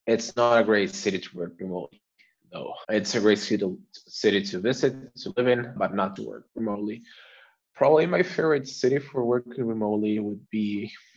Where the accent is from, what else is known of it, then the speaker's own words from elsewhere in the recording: Argentina; now in Barcelona, Spain; I'm originally from Argentina, based in Barcelona